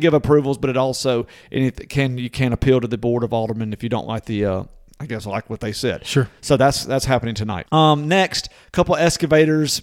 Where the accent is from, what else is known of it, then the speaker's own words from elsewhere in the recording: Natchez, Mississippi, United States; there's one in my hometown called the Corner Bar